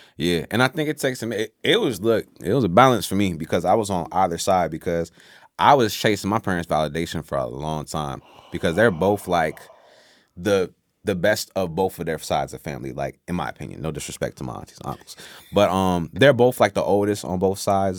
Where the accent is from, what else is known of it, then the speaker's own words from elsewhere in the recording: Newport News, Virginia, United States; also born or lived in Washington, D.C. / Oxford, North Carolina / Saint Thomas; now in Petersburg, Virginia, United States; I'm from Newport News, Virginia